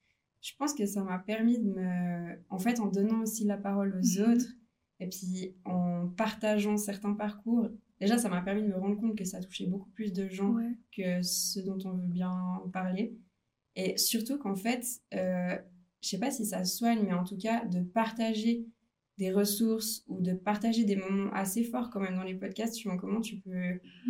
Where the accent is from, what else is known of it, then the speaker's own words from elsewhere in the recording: Lausanne region, Vaud, Switzerland; Je viens de la région de Lausanne